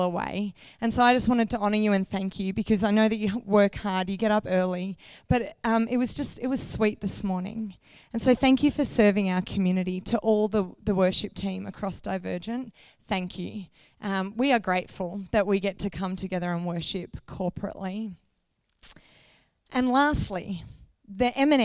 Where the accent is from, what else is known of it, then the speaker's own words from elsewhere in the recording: Canberra, Australian Capital Territory, Australia; moved away as an adult; now in Izmir, Turkey; We live in Izmir on the west coast of Turkey in the Middle East. We are from Canberra.